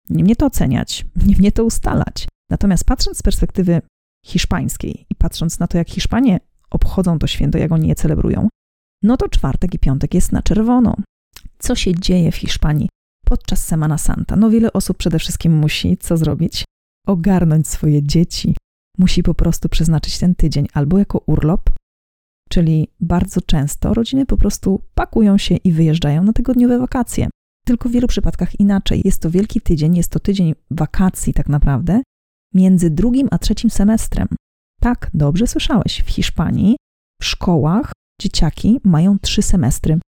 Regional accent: Poland; Ja pochodzę z regionu Polski, w którym po prostu mówiło się chodzić ze święconką, chodzić na święconkę, nikt nigdy nie miał z tym problemu.

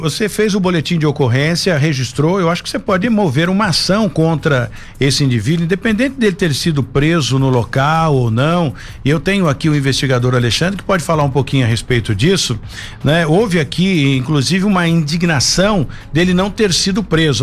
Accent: Brazil; Eu sou brasileiro, por isso que eu estou falando do meu povo

